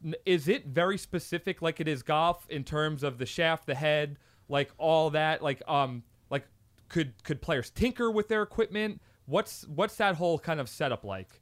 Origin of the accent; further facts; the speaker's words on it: Long Island, New York, United States; I'm from a part of New York. I'm from Long Island